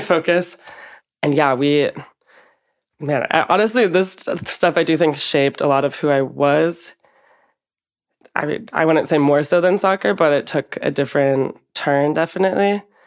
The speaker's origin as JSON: {"language": "English", "town": "Portland", "region": "Oregon", "country": "United States", "tie": "born or raised there", "moved": "yes", "lives_now": "Madrid, Spain", "said": "I'm from Portland, Oregon in the United States"}